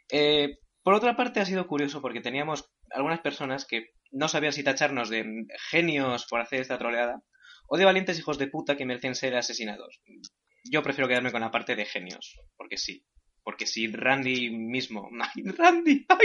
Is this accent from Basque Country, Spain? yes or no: yes; Basque Country, Spain; Yo como vasco